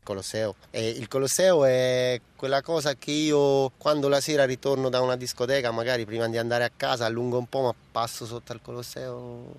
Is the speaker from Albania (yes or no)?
yes; Albania; now in Rome, Italy; Io a Roma francamente mi sento, mi sento di casa, io sono albanese, non ho ancora la cittadinanza italiana